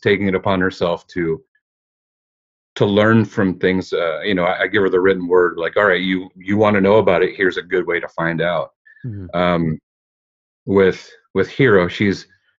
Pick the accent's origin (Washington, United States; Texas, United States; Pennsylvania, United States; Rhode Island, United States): Washington, United States; Chehalis; I'm Chehalis. That's the tribe that I've been a part of my entire life